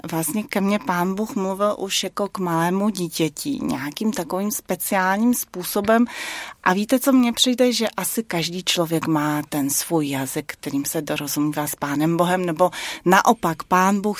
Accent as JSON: {"language": "Czech", "region": "Prague", "country": "Czechia", "tie": "born there", "said": "jsem ráda, že u jedné z těch cest jsem se narodila zrovna v Praze, ne v Pekingu."}